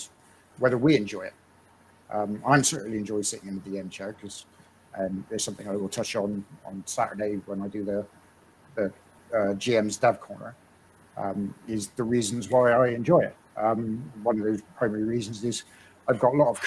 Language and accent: English; West Country, South West England, United Kingdom; accent: West Country; we're from the West Country